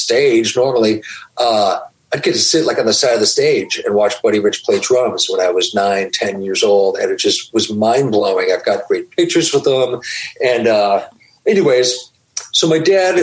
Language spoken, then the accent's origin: English; Anaheim, California, United States; also born or lived in Orlando, Florida; I was born at the end of 72 down there, but consider myself a California native